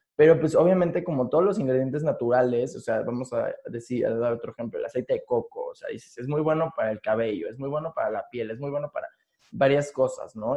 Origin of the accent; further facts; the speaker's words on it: Mexico City, Mexico; yo soy de aquí, de la Ciudad de México, sí. así aquí he vivido aquí casi toda mi vida